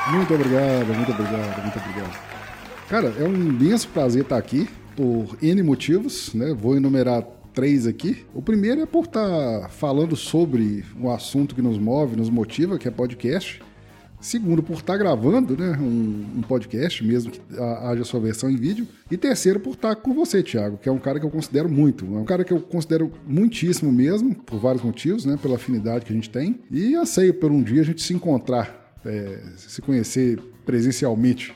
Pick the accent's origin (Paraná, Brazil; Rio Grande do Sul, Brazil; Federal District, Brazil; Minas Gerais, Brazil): Minas Gerais, Brazil; eu sou mineiro, né? Nascido e residente em Minas até hoje. Nunca saí de Minas a não ser que a não ser para passeio. Nunca morei fora.